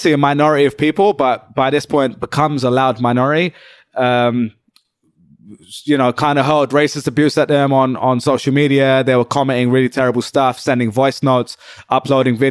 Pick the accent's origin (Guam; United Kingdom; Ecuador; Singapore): United Kingdom; moved away as an adult; now in New York, United States; I'm British. But in the UK, I always felt like the Pakistani guy